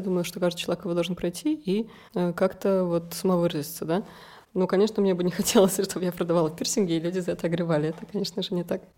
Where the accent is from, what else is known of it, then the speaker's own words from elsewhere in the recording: Moscow, Russia; moved away as an adult; now in Tbilisi, Georgia; Я приехала из России, из Москвы, и я хотела так путешествовать, поехала в Крым, потом приехала сюда, и вот здесь как-то за-, осталась. Всю жизнь я прожила в России